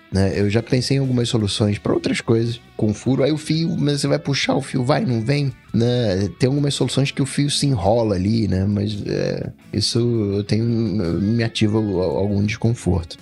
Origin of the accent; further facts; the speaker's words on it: Rio de Janeiro, Brazil; Aí eu sou carioca